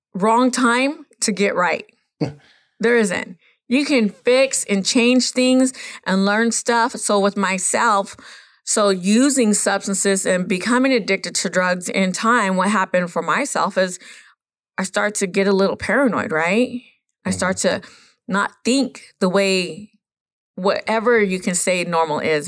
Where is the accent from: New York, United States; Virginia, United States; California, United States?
California, United States; Los Coyotes Reservation; I am from Los Coyotes Reservation up there in the mountain back there